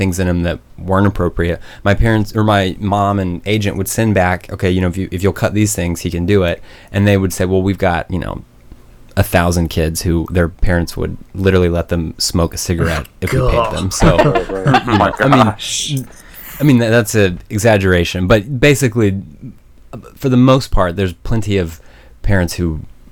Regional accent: Broken Arrow, Oklahoma, United States; also born or lived in Norman, Oklahoma; I grew up in Tulsa, or just outside of Tulsa, in Broken Arrow, and then went to Norman once I went to college.

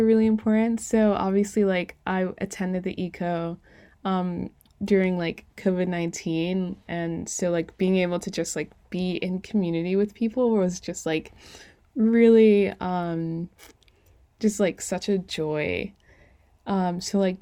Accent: U.S. Virgin Islands; I grew up like in St. Croix, a really small island.

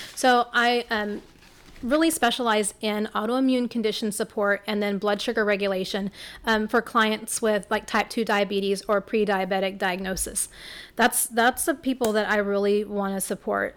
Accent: Rockport, Texas, United States; Hurricane Harvey hit my hometown in Rockport, where I live.

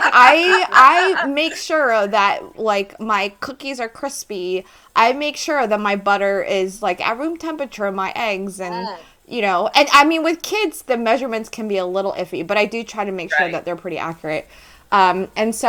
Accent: Philadelphia, Pennsylvania, United States; now in near Baltimore, United States; I'm from Philly, so I'm a diehard Philly sports fan

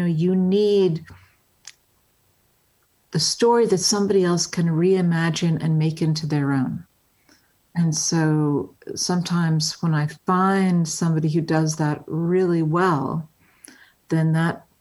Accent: Englewood, New Jersey, United States; I grew up in Englewood, New Jersey.

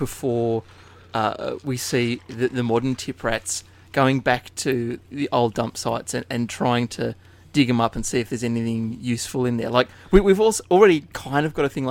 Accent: Inverell, New South Wales, Australia; moved away; where I grew up in Inverell

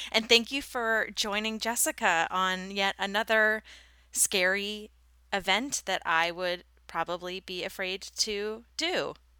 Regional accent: Haverhill, Massachusetts, United States; born or raised there

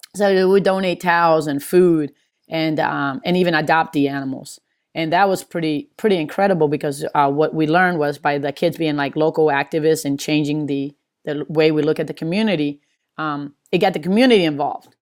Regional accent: Maryland, United States; also born or lived in Hartford / New Jersey / California / Las Vegas; now in Atlanta, United States; I'm from Maryland

